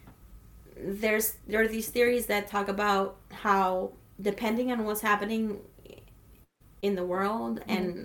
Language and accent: English; Miami, Florida, United States; growing up Hispanic, growing up in Miami, we have La Llorona